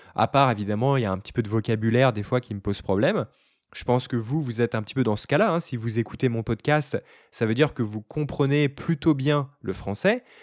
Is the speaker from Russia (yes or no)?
no; France; now in Barcelona, Spain; je suis français